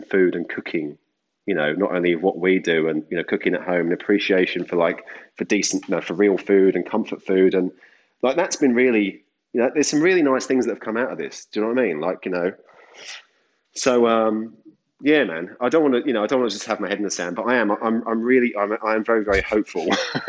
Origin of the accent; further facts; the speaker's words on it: Deal, South East England, United Kingdom; I was washing up in a little seafood restaurant in my hometown, which is Deal in the UK